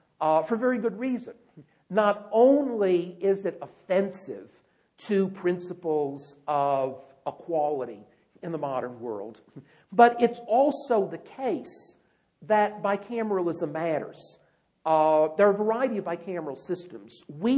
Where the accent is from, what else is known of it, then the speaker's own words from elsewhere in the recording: North Carolina, United States; I grew up in North Carolina